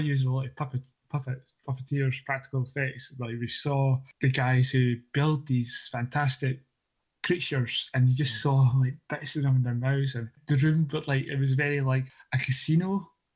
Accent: Scotland, United Kingdom; accent: Scottish

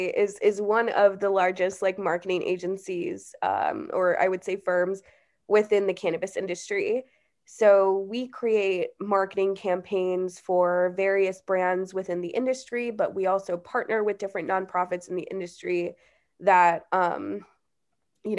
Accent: Chicago, Illinois, United States; Yeah, I grew up in Chicago, born and raised, live in Chicago now, and I went to school in Southern Illinois, so

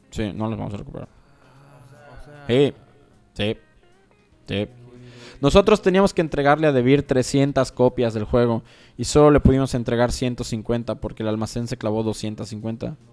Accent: Mexico; como mexicanos somos igual los primeros en usar Flowship.

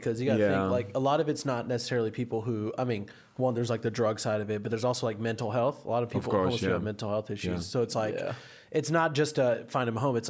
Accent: Atlanta, Georgia, United States; I was born in Atlanta

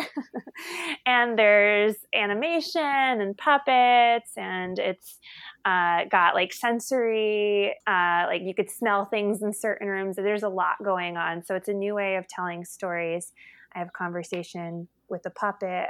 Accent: New Jersey, United States; moved away; I'm originally from New Jersey

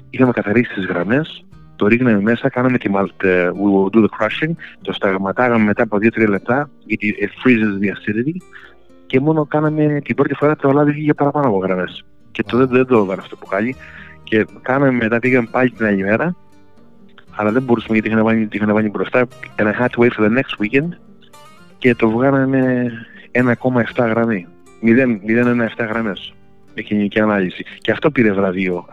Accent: Greece; Λοιπόν, επειδή είμαι Έλληνα από την Ελλάδα, εκεί μεγάλωσα και μου αρέσουν τα παλιά τραγούδια.

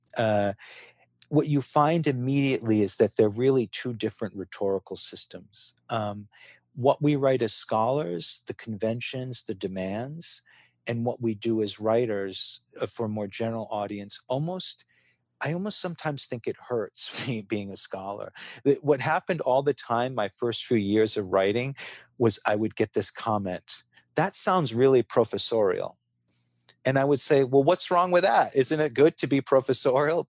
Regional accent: Rhode Island, United States; moved away as an adult; My family and my small town in Rhode Island where I grew up

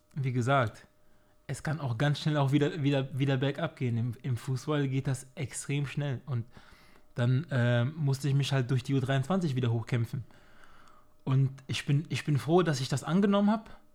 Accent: Germany; also born or lived in Cameroon; Ich bin, ich bin hier aufgewachsen, ich fühle mich hier sehr wohl.

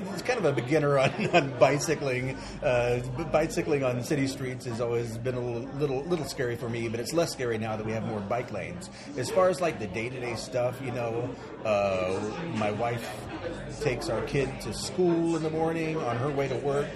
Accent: Marietta, Georgia, United States; also born or lived in Midtown, Atlanta; now in Atlanta, United States; I grew up in Marietta

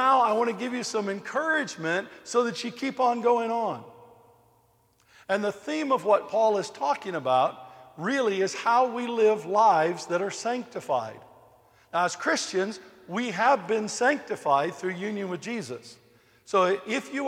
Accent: United States; I'm American

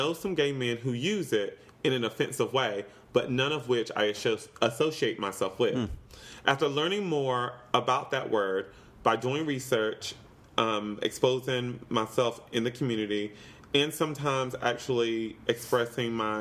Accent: the South, United States; also born or lived in Los Angeles, United States; now in New York, United States; I grew up in the South, and we were pretty ignorant

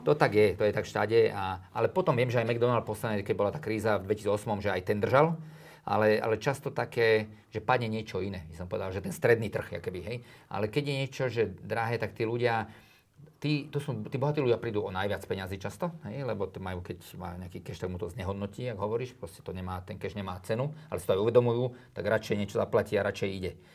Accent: Drietoma, Trenčín Region, Slovakia; tam som ja vlastne vyrastal, ja som sa narodil v Trenčíne a chodím na tie Biele Karpaty

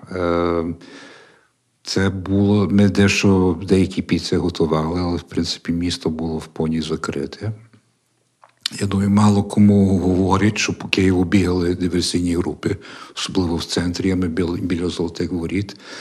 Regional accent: Canada; moved away as an adult; now in Ukraine; я канадець, тобто я моє виховання англійське

